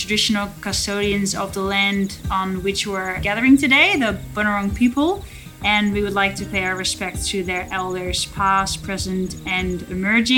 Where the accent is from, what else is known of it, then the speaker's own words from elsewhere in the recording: Rotterdam, South Holland, Netherlands; moved away as an adult; now in Victoria, Australia; I was born in Rotterdam in the Netherlands, which is the second biggest city of that little country that has so many people in it. My upbringing was very suburban, so we were just outside of a big city.